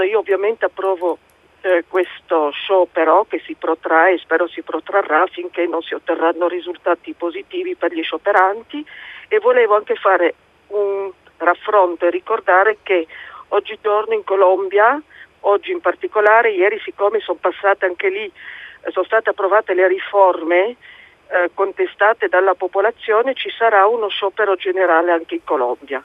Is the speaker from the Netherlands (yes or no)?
no; France; also born or lived in Province of Turin, Italy; now in Turin, Italy; essendo io francese